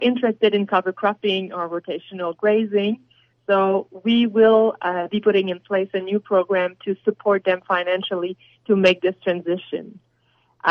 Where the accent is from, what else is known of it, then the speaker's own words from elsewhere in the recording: Quebec, Canada; I come from Quebec, and we're blessed in Quebec